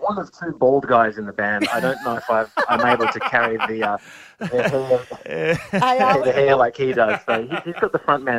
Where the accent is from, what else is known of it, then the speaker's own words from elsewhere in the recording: Perth, Western Australia, Australia; I'm from Perth, born and raised